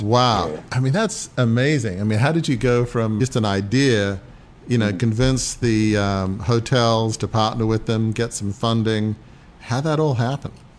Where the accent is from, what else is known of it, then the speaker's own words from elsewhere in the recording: Australia; moved away; I'm from Australia originally